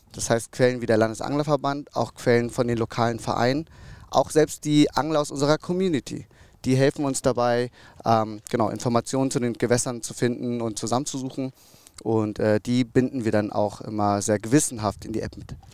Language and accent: German; North Rhine-Westphalia, Germany; ich bin aufgewachsen in NRW